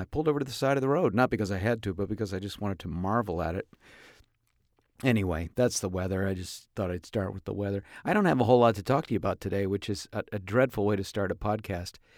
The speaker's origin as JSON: {"language": "English", "town": "Tarzana", "region": "California", "country": "United States", "tie": "born or raised there", "said": "my hometown here of Tarzan."}